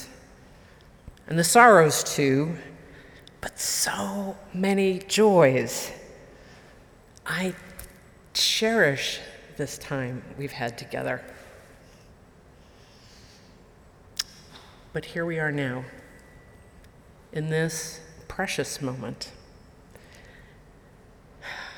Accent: Marlborough, Massachusetts, United States; growing up in the Unitarian Universalist Church in Marlborough, Massachusetts

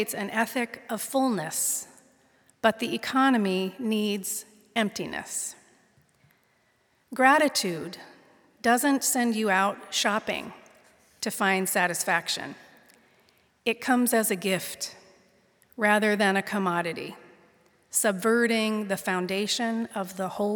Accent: Pittsburgh, Pennsylvania, United States; now in San Mateo, United States; Their house is where I was raised, in the Ingomar neighborhood of the North Hills of Pittsburgh, Pennsylvania

